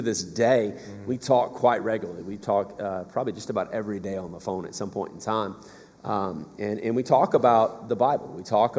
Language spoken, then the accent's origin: English; South Georgia, United States; moved away; So I'm from South Georgia originally.